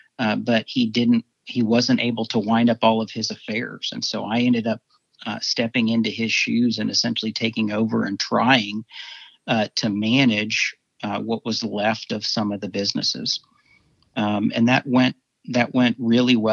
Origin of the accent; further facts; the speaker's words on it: Dallas, Texas, United States; also born or lived in Houston; I grew up here in Dallas.